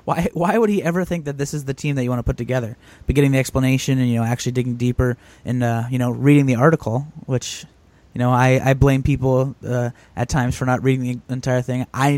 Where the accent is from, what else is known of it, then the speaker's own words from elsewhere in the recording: Columbus, Ohio, United States; the Columbus Blue Jackets, my hometown team